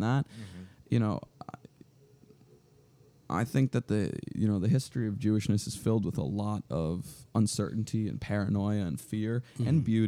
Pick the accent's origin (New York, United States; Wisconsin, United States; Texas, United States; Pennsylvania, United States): New York, United States; New York City; growing up in Manhattan